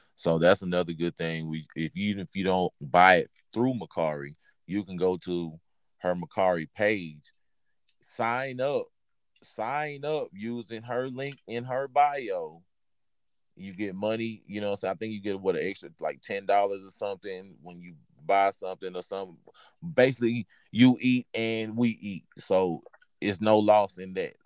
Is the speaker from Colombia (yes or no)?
no; Texas, United States; I'm from from Texas.